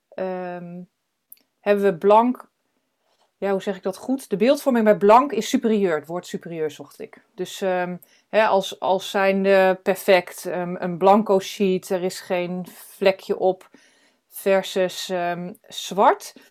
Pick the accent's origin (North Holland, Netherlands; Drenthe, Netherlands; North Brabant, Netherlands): Drenthe, Netherlands; moved away; also born or lived in United States / Arnhem / Amsterdam; Ik ben geboren in Drenthe